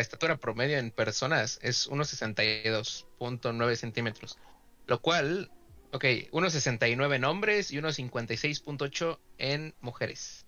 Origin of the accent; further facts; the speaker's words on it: Mexico; somos, somos mexicanos